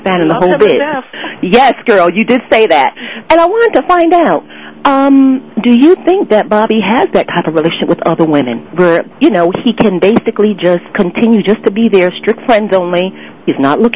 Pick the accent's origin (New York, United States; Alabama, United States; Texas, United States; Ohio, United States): New York, United States; New York City; now in Atlanta, United States; I'm from Brooklyn